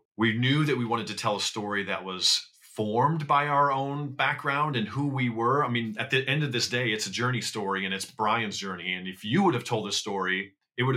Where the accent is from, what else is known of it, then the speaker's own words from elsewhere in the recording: Iowa, United States; moved away as an adult; now in Los Angeles, United States; I grew up in Iowa